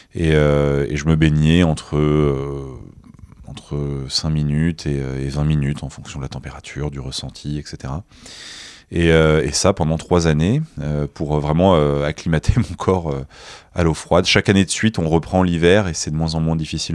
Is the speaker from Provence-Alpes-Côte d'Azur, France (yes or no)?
yes; Nice, Provence-Alpes-Côte d'Azur, France; moi, je viens de Nice